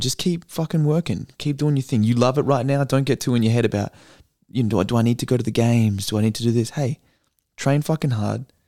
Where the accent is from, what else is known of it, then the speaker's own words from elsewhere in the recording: Australia; I'm an Aussie